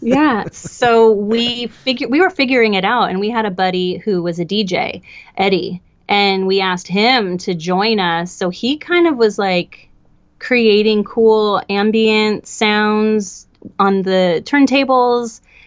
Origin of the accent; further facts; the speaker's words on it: Portland, Oregon, United States; now in Los Angeles, United States; I grew up in Portland, Oregon